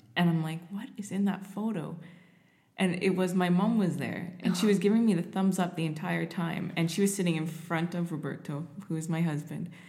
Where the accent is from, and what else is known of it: Canada